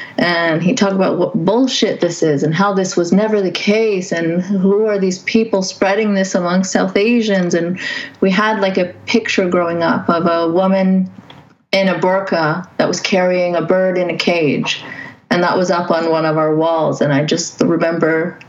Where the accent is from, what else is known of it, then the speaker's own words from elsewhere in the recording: Saudi Arabia; And I grew up in Saudi Arabia. So my dad is like my secular role model. He always talked about how he disagreed with the Saudi. We're Pakistanis ethnically, so we didn't really get to mix with Saudis